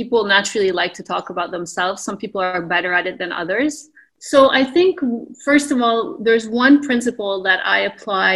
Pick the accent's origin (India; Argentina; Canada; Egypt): Canada; also born or lived in Texas, United States; now in Beirut, Lebanon; I was born in Canada